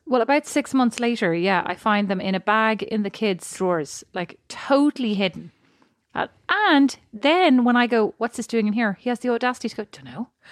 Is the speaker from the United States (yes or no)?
no; Ireland; I'm Irish.